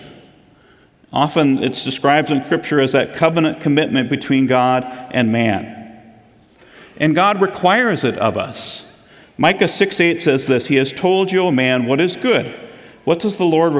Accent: Midwest, United States; being born and raised in the Midwest

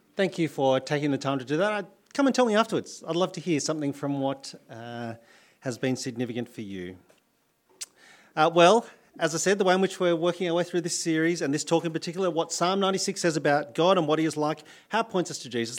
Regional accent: New South Wales, Australia; moved away as an adult; now in Adelaide, Australia; I'm from New South Wales

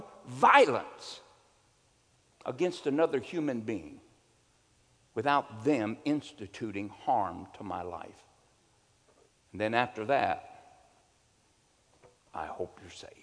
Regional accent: United States; I'm an American

